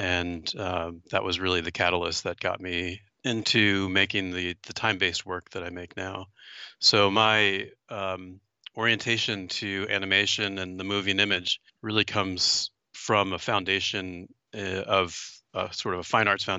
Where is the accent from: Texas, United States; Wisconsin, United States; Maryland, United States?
Maryland, United States; and I was born and raised in Maryland, right in the middle of the state, and kind of a very typical suburban small town.